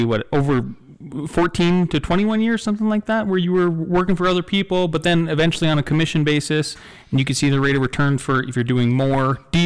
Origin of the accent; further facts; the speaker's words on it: North Dakota, United States; I grew up in North Dakota too